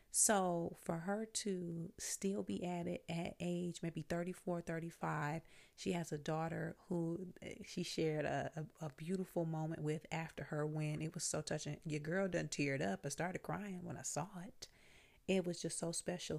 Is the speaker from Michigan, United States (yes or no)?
yes; Flint, Michigan, United States; moved away as an adult; also born or lived in Virginia / Washington, D.C. / New York; I'm from Flint, Michigan. I left Flint right after high school